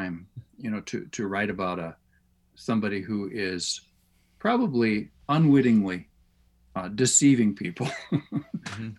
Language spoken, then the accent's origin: English; United States; as American Christians